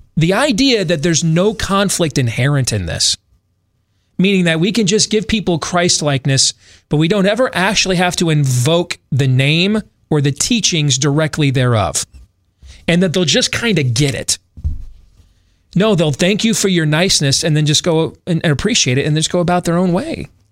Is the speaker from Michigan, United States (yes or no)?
yes; Grand Rapids, Michigan, United States; Growing up in West Michigan, going to the public schools in Grand Rapids